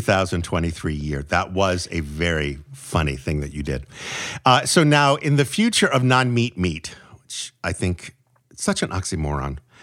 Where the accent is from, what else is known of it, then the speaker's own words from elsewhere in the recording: New England, United States; growing up in New England